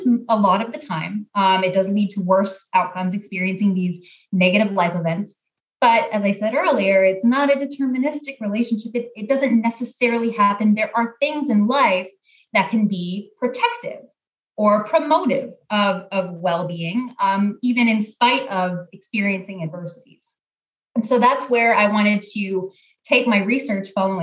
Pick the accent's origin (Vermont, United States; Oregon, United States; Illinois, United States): Oregon, United States; Portland; moved away as an adult; also born or lived in Texas; I'm originally from Portland, Oregon, born and raised